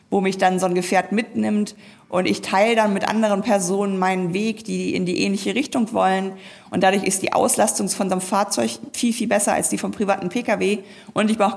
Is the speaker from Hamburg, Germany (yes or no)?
yes; Hamburg, Germany; Und in meiner Heimatstadt Hamburg ist es zum Beispiel 700 Meter autofreier Jungfernstieg.